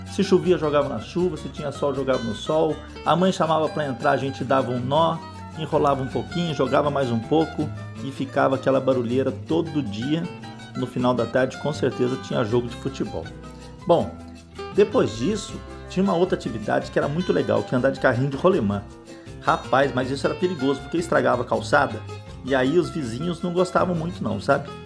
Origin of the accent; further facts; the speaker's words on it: São Paulo, Brazil; Eu nasci na Vila Maria em 58.